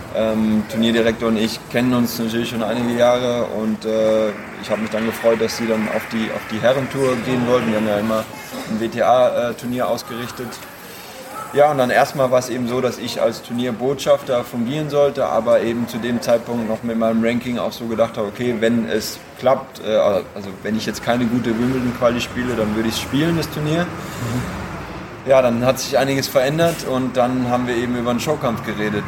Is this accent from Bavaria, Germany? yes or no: no; Karlsruhe, Baden-Württemberg, Germany; da bin ich groß geworden in dem Verein